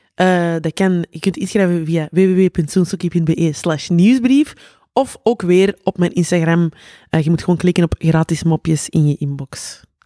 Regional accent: Antwerp, Flanders, Belgium; uit Antwerpen. Weet je. Zo, iedereen hoort dat direct.

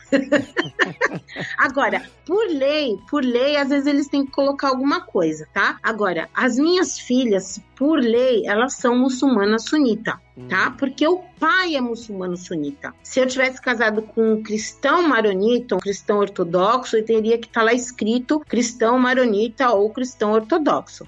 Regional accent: São Paulo, Brazil; moved away as an adult; now in Lebanon; Eu nasci em São Paulo, na cidade de São Paulo, precisamente no bairro da Vila Mariana, na Rua Vergueiro. Eu sempre morei na Vila Mariana

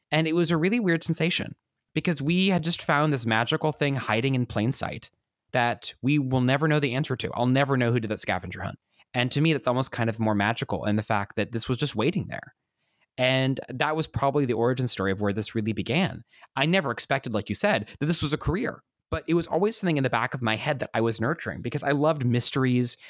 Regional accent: Kansas, United States; I grew up in Kansas

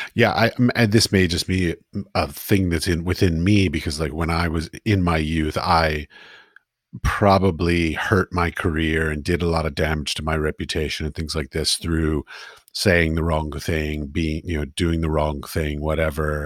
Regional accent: Washington, District of Columbia, United States; moved away as an adult; now in Prague, Czech Republic; I grew up in Washington D.C.

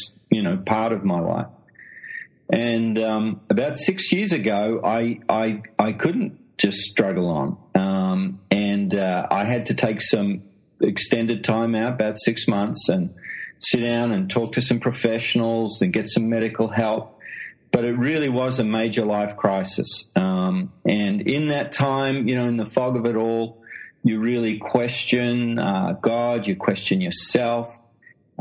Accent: Australia; accent: Australian; moved away as an adult; now in London, United Kingdom; as you can tell from the accent, I'm an Australian

